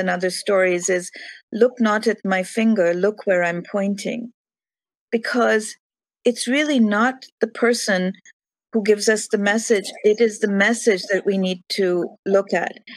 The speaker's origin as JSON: {"language": "English", "country": "India", "tie": "born or raised there", "moved": "yes", "said": "growing up in India"}